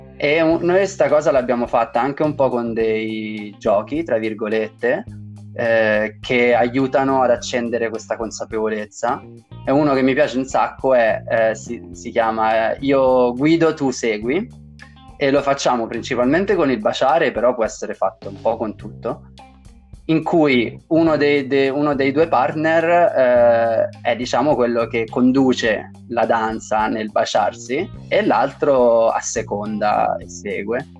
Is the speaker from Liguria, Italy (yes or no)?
no; Tuscany, Italy; dalle mie parti in Toscana